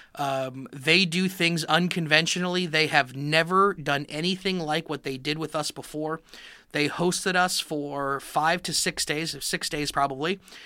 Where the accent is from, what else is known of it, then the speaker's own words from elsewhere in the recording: Miami, Florida, United States; I grew up in Miami, Florida